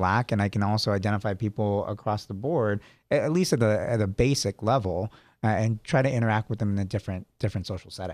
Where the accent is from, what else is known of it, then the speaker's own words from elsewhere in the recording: San Jose, California, United States; also born or lived in Sacramento; I was born in San Jose, lived in Sacramento for a while